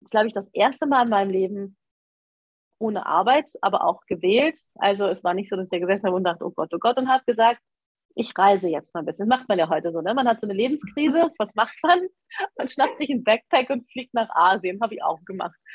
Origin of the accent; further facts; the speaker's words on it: Cologne, North Rhine-Westphalia, Germany; also ich komme ja aus Köln, ich habe auch noch meine Wohnung in Köln.